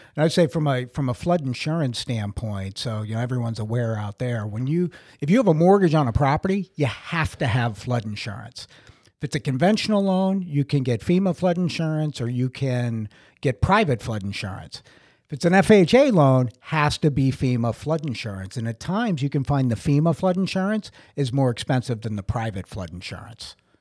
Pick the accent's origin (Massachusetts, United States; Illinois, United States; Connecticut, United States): Massachusetts, United States; Brockton; moved away as an adult; also born or lived in Sparta, New Jersey; now in Holmdel, United States; I'm originally from Brockton, Massachusetts